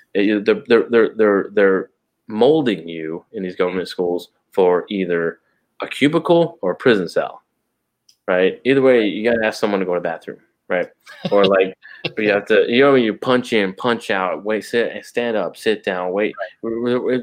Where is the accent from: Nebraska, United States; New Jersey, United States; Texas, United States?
Texas, United States; San Antonio; I'm a citizen of the kingdom of God first. Then I'm an American. Then I'm a Texan. Then I'm a San Antonio